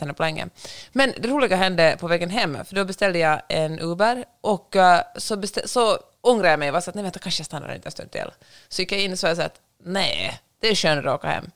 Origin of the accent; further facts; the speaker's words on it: Finland; accent: Finland-Swedish; noll problem med min finlandssvenska